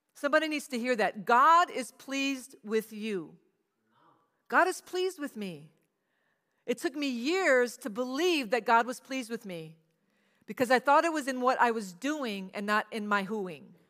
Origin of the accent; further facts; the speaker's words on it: Cajun, the South, Louisiana, United States; I'm from the South, so we do a lot of hankies